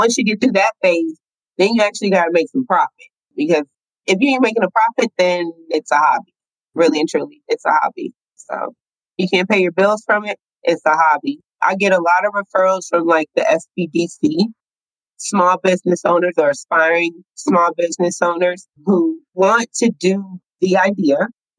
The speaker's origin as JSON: {"language": "English", "town": "Brooklyn", "region": "New York", "country": "United States", "tie": "born or raised there", "also_born_or_lived": "California", "said": "I was born in Brooklyn, New York, in Crown Heights."}